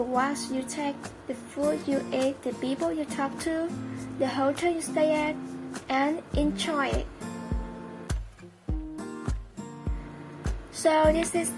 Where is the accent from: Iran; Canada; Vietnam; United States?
Iran; Iran, my home country